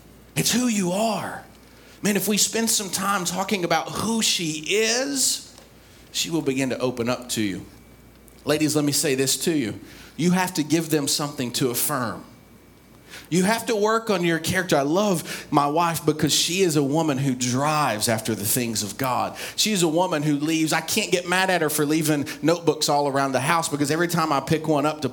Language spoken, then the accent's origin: English; East Tennessee, United States; I grew up in East Tennessee.